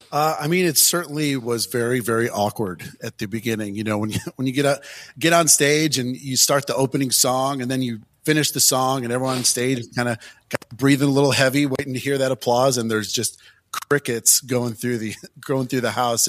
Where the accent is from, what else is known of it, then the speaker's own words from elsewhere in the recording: Detroit, Michigan, United States; I'm, I'm from Detroit, so my influences were always, you know, more Motown